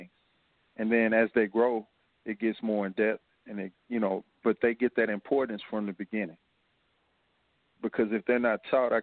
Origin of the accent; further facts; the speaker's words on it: Fort Worth, Texas, United States; now in Houston, United States; I come from Fort Worth and Como, which is the same as you would have here in Houston